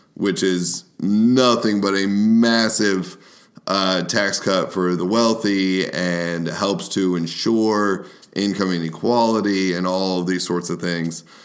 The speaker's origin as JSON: {"language": "English", "country": "United States", "lives_now": "Kentucky, United States", "said": "we as the American people"}